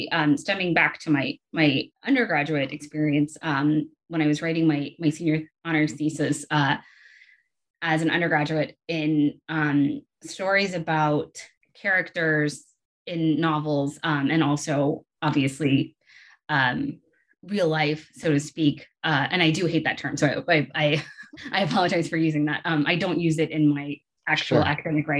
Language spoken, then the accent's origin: English; Atlanta, Georgia, United States; also born or lived in South Carolina; I grew up I grew up and went to school kind of all over the Southeast region. I am originally from Atlanta, and I went to College of Charleston in South Carolina for my undergraduate degree.